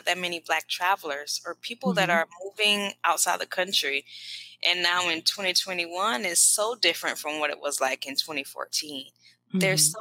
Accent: South Carolina, United States; moved away as an adult; also born or lived in South Korea / Spain / United Arab Emirates; now in Mexico; I'm from South Carolina, and I have lived abroad in South Korea, Spain, UAE, and now I'm currently in Mexico

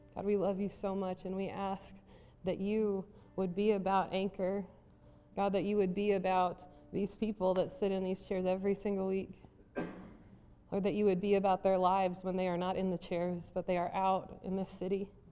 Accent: South Dakota, United States; I grew up in South Dakota

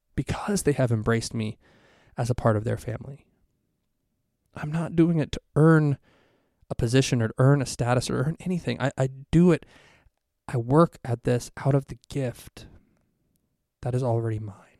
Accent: Ohio, United States; moved away as an adult; now in Texas, United States; We're both from Ohio originally

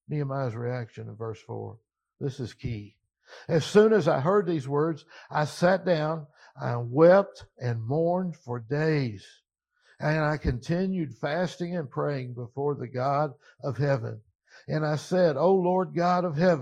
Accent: Louisville, Kentucky, United States; moved away; We moved back to Louisville. I grew up in the East End, but I couldn't afford to move back in the East End.

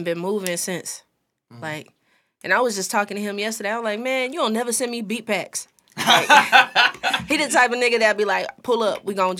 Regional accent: St. Louis, Missouri, United States; I'm from St. Louis.

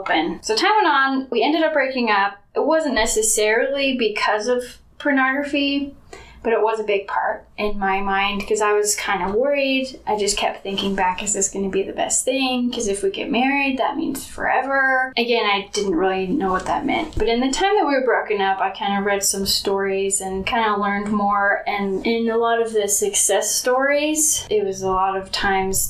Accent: Mapleton, Utah, United States; I am from Mapleton, Utah. I grew up there, went to Springville High School

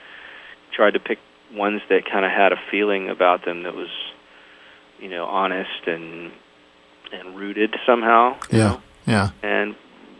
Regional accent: Nashville, Tennessee, United States; moved away as an adult; also born or lived in New York; I decided to move from New York back to my hometown of Nashville

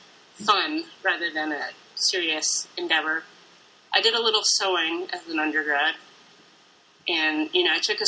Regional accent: New Hampshire, United States; moved away as an adult; also born or lived in west of the Mississippi; I'm originally from New Hampshire. And I've lived in, I think, six different states since then. I've been on the west of the Mississippi since I was about 18.

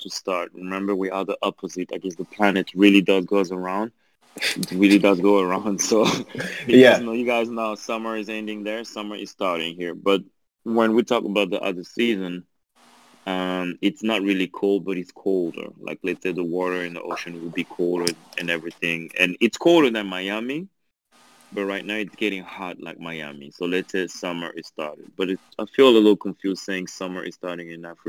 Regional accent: Belgium; accent: French; English is a second language; also born or lived in France; now in Angola; I was born in Belgium. I grew up in Belgium. Then I moved to France.

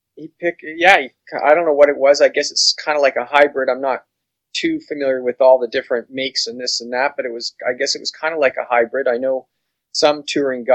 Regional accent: Grimsby, Ontario, Canada; I'm from Grimsby, Ontario

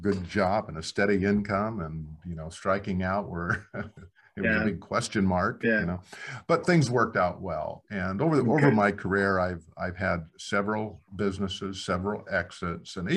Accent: Black Hills, South Dakota, United States; I come from the Black Hills in South Dakota. So yeah. Very small community.

